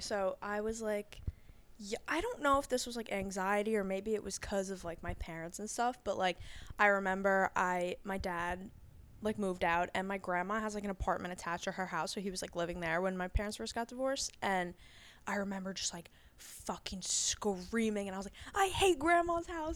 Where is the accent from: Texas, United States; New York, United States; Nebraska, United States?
New York, United States; Long Island; Long Island. Me and Kat went to high school together